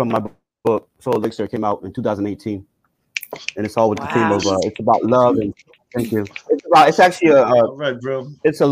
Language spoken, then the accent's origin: English; Bethlehem, Pennsylvania, United States; I was born in Bethlehem, PA, but I went to school at Temple University